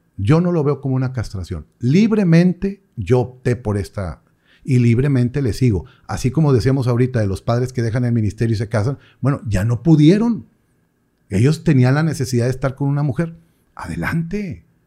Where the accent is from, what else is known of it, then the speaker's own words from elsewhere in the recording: Mexico; como buenos mexicanos